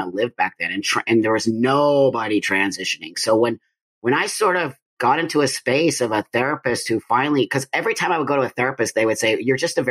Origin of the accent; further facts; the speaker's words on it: Los Angeles, California, United States; I was born in 1962 in Los Angeles, California, in the San Fernando Valley. I grew up there